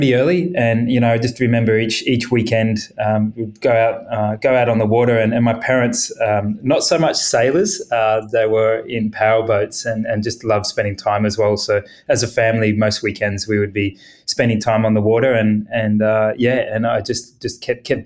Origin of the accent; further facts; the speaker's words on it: Gold Coast, Queensland, Australia; I grew up on the Gold Coast